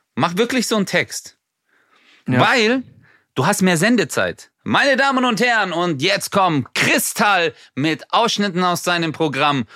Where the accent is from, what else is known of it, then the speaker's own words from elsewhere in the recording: Swabia, Baden-Württemberg, Germany; wer so einen Namen hat wie ich und damit groß geworden ist im Schwabenland